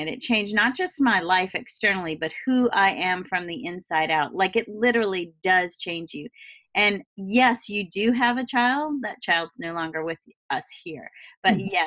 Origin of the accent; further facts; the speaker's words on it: Southern United States, United States; I'm from the South. It was a big thing for my family.